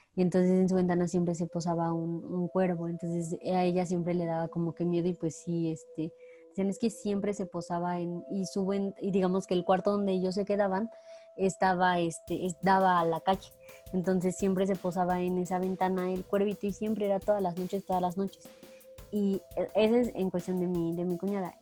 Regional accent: Mexico; en nuestra parte cultural como mexicanos

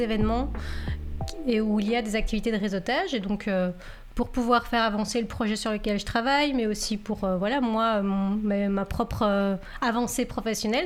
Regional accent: Belgium; accent: French; moved away as an adult; now in Canada; je viens de Belgique et je suis arrivée au Canada il il y a six ans

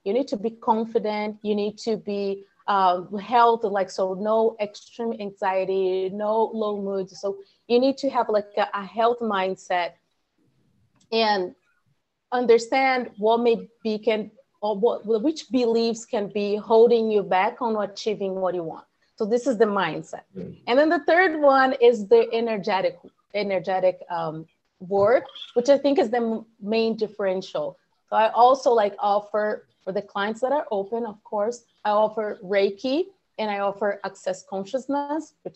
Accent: Brazil; moved away as an adult; also born or lived in San Francisco Bay Area, United States / Houston, United States; now in Austin, United States; I'm from Brazil

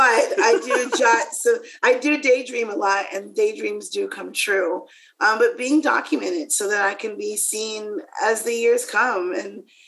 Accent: the South, United States; I'm from the South

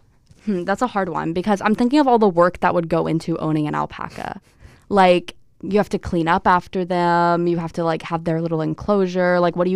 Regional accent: Tennessee, United States; now in Long Island, United States; in Tennessee, in my hometown, which where I'm from, it would not be uncommon for us to see a cow get loose on the side of the street.

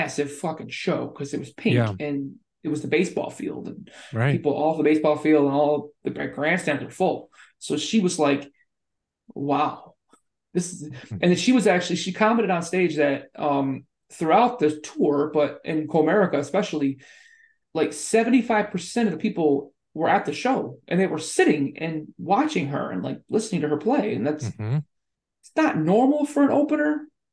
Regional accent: Muskegon, Michigan, United States; my hometown, I'm, you know, from Muskegon

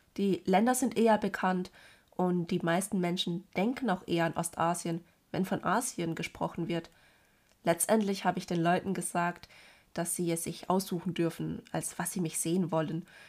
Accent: Germany; obwohl ich Deutsch viel besser spreche als alle anderen Sprachen und hier geboren und aufgewachsen bin

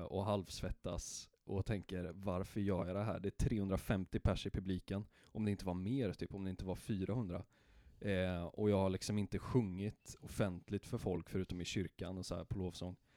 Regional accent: Karlstad, Värmland, Sweden; jag är från Karlstad

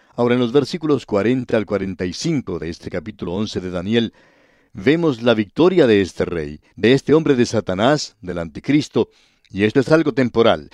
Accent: Cali, Valle del Cauca, Colombia; en Cali, que es la ciudad donde yo nací, en el Valle del Cauca

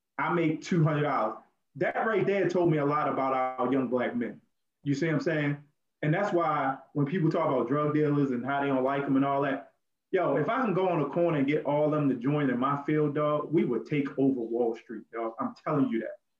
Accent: Baltimore, Maryland, United States; I'm from Baltimore City

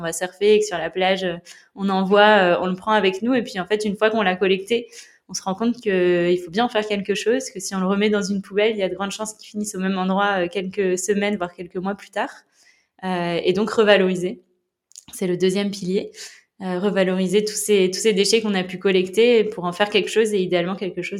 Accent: La Rochelle, Nouvelle-Aquitaine, France; j'ai grandi à La Rochelle, j'ai 25 ans.

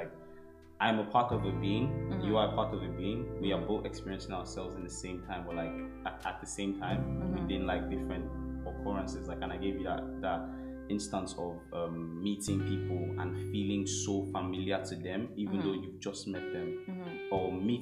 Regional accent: Nigeria; now in London, United Kingdom; from Nigeria

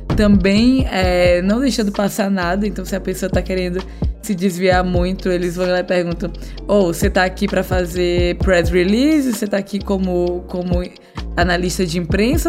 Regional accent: Piauí, Brazil; foi minha infância no Piauí

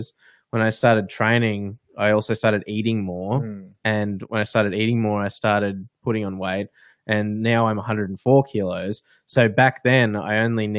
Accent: Australia; we're from Australia

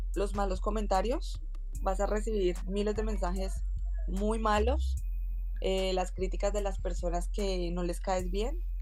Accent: Colombia; now in Valencia, Spain; como buena colombiana

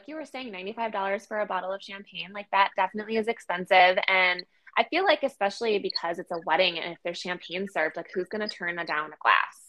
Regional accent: Wisconsin, United States; we're from Wisconsin

